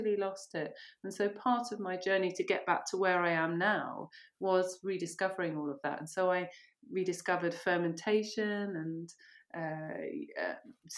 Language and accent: English; Monkton Wyld, near River Cottage, South West England, United Kingdom; also born or lived in Ireland; My mum moved to a commune, which is just down the road, actually, on the way to River Cottage. Monkton Wild, yeah. There you go. Okay. And so that's where I grew up. Well, from 11 to 19, I was there.